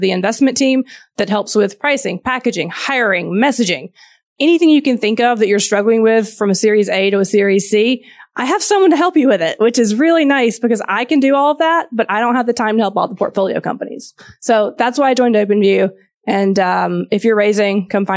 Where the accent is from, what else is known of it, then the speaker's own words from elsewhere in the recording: Georgia, United States; accent: Southern; So my background, I'm from Georgia. If you can hear a Southern accent, some people can't, some can. I'm from the South in the U.S. Grew up on a farm